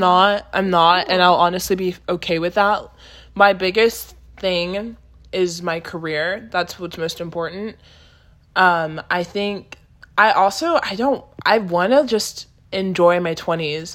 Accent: Austin, Texas, United States; moved away as an adult; now in Los Angeles, United States; I was born and raised in Texas

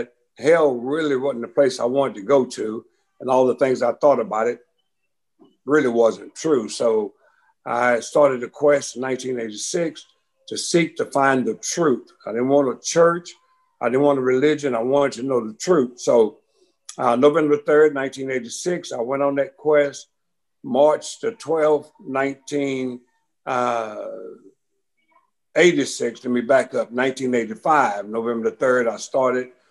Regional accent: Beaumont, Texas, United States; I was born in Beaumont, Texas. One of 10 children. I'm number 4. And the area I came up

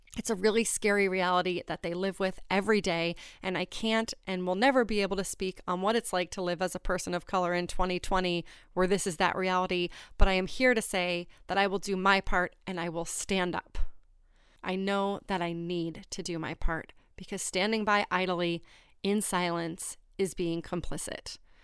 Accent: New Hampshire, United States; I grew up in Kentucky, New Hampshire. It's a small town.

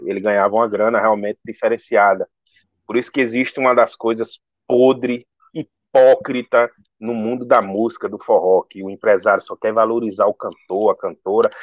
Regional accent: Northeast Brazil, Brazil; eu sou nordestino

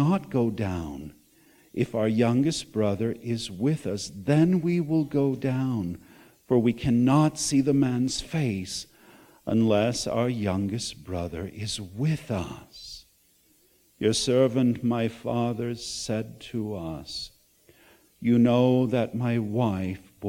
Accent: Chicago, Illinois, United States; also born or lived in Berwyn, Illinois; I came from Chicago, born in Berwyn, Illinois

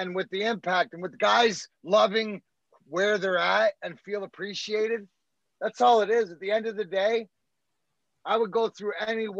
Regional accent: Scotland, United Kingdom; He's got what you want when you're from, like when you're Scottish, like me

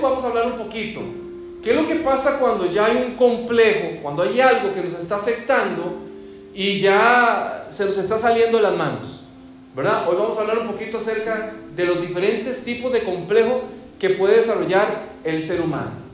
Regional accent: Costa Rica; moved away; en el vecindario donde yo crecí, en mi país

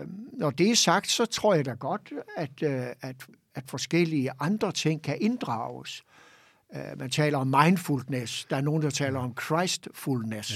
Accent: Hirtshals, North Denmark Region, Denmark; jeg kommer jo op fra Hirtshals, ja. fiskerbyen deroppe, og voksede op i et trygt og godt og harmonisk hjem

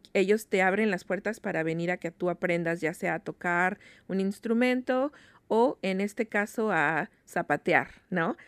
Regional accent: Mexico; now in Seattle, United States; nosotros como mexicanos

